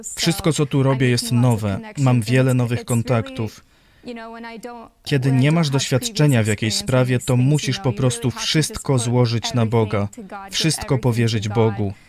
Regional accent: United States; also born or lived in Rivne, Ukraine; Po przeprowadzce do Stanów Zjednoczonych dorastałam

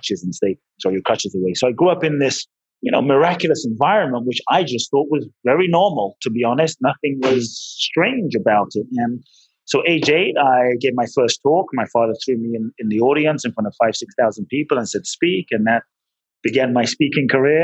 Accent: London, United Kingdom; moved away as an adult; also born or lived in Ghana; now in Los Angeles, United States; Father's from Ghana, mother's Japanese, grew up in London

